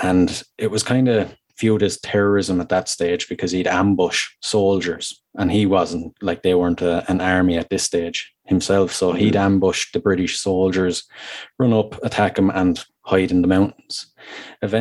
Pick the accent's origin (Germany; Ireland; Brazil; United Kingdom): Ireland; Wexford, Leinster; now in Waterford, Ireland; I'm in Waterford. So I'm originally from Wexford, but I'm living in Waterford now